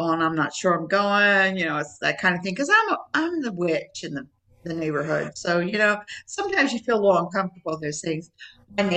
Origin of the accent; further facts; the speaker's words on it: United States; moved away as an adult; also born or lived in Maryland / West Virginia / Florida; now in Tampa area, Florida, United States; I'm from Maryland. We're West Virginia, Maryland area